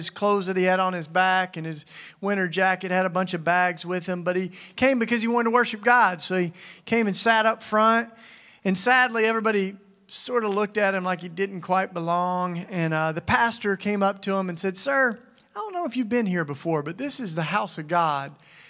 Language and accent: English; Tennessee, United States; moved away; also born or lived in Philadelphia; I came from Philly. I've lived there for 20 years, and I'll tell you about that. But I grew up in Tennessee.